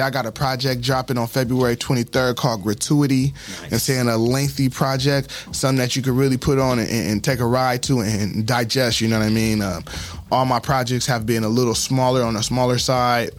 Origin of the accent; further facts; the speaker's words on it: San Diego, California, United States; also born or lived in Fort Carson, Colorado / Fort Campbell, Kentucky; I'm a black man, I'm a San Diegan. I'm saying, I'm a Californian